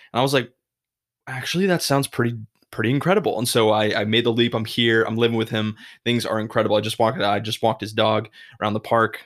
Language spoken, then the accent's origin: English; Massachusetts, United States; moved away as an adult; now in Chicago, United States; I grew up in Massachusetts my whole life.